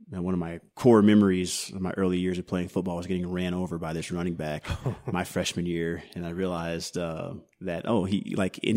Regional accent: Denver, Colorado, United States; also born or lived in Katy, Texas; so I grew up between Houston and Denver. We moved okay. to Denver.

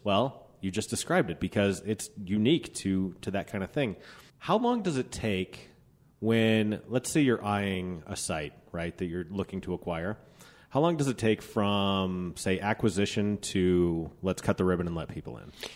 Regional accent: Applewood, Colorado, United States; also born or lived in Denver, Colorado; I grew up in Applewood, so where Teller's is, I grew up two blocks from there at Sixteenth and Youngfield.

